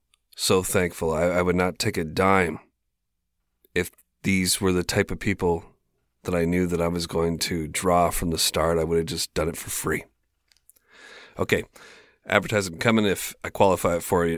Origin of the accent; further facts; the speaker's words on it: Canada; I'm Canadian.